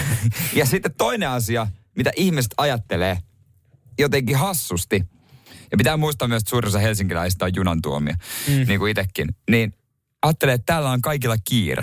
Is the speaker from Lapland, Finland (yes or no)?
no; Seinäjoki, South Ostrobothnia, Finland; mä oon Seinäjoelta itse